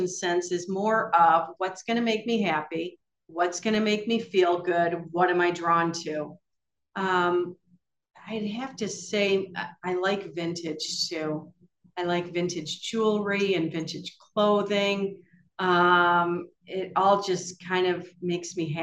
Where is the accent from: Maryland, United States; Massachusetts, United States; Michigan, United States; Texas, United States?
Michigan, United States; I'm from Michigan